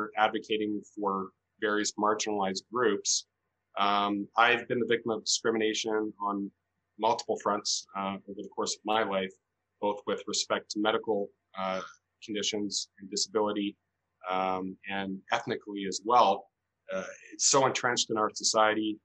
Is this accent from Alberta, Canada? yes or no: yes; Calgary, Alberta, Canada; also born or lived in Edmonton; I'm a lawyer, born and raised in Calgary